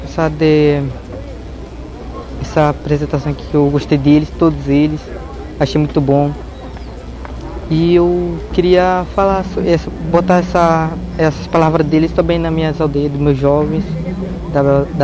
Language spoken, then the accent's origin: Portuguese; Praia do Índio, Middle Tapajós, Pará, Brazil; sou da Praia do Índio, sou Munduruku, sou do Médio Tapajós.